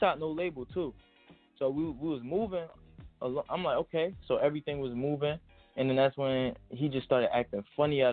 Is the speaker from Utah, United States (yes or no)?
no; Trenton, New Jersey, United States; also born or lived in Bronx, New York; I was born in Bronx, but I'm glad I was raised in Trenton, New Jersey